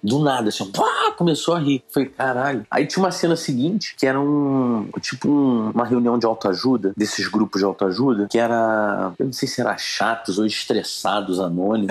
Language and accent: Portuguese; Petrópolis, Rio de Janeiro, Brazil; moved away; also born or lived in São Paulo